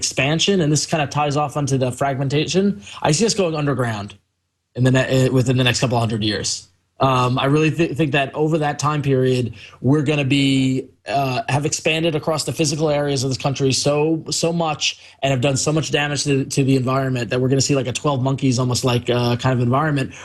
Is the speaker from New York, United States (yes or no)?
yes; New York, United States; I grew up in New York